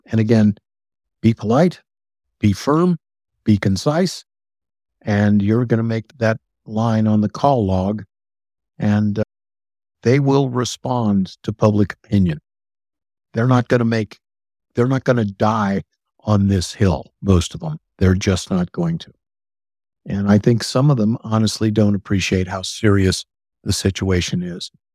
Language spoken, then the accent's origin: English; Mississippi, United States; I am from Mississippi